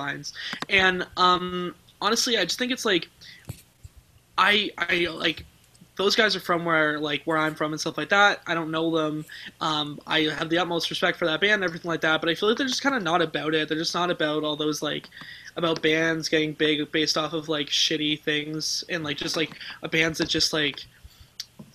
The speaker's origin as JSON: {"language": "English", "town": "Hamilton", "region": "Ontario", "country": "Canada", "said": "I'm from Hamilton, Ontario, which is the same place that … is from"}